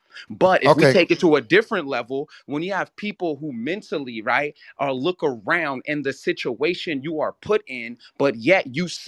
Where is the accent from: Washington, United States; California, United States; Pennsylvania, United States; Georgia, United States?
California, United States; I'm from California. I'm from the Bay Area.